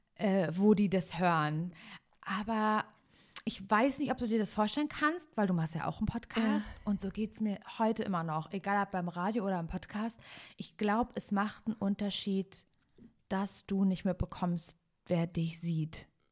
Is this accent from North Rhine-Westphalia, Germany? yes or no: no; Parchim, Mecklenburg-Vorpommern, Germany; now in Cologne, Germany; ich bin ja eigentlich ursprünglich aus Parchim